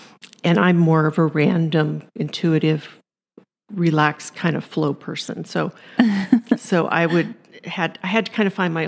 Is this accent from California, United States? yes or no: yes; Los Angeles, California, United States; moved away as an adult; We grew up in Southern California, Los Angeles area.